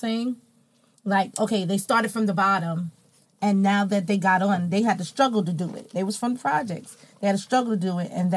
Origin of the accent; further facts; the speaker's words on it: New York, United States; my hometown in New York